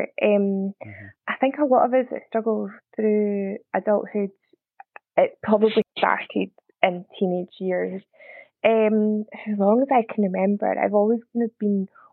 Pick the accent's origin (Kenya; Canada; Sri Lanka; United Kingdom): United Kingdom; Scotland; accent: Scottish; also born or lived in near Glasgow; I'm Scottish, probably tell by the accent. Live just outside of Glasgow